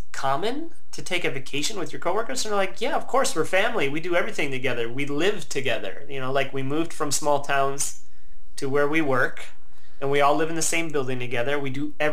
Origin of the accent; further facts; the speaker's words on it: Midwest, United States; moved away as an adult; also born or lived in Milwaukee, Wisconsin / Portland; In being American and coming from and living in such a privileged sort of country